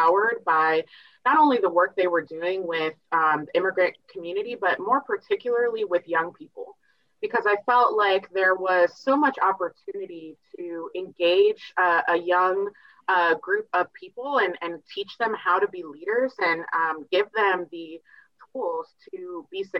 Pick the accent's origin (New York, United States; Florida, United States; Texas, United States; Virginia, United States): Virginia, United States; now in Portland, United States; I'm originally from Virginia